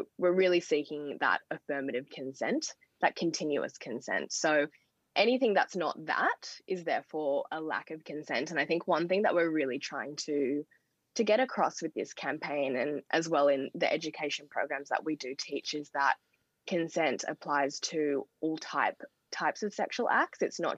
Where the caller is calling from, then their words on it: Sydney, New South Wales, Australia; I'm joining from Gadigal land tonight.